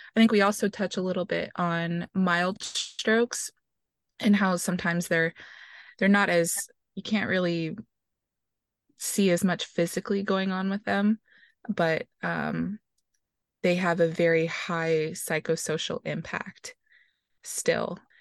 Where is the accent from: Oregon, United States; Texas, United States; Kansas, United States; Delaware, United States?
Texas, United States; Houston; I am originally from Houston, Texas